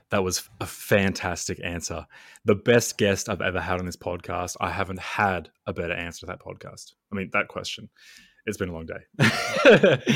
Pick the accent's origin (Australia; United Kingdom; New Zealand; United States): Australia; I'm Australian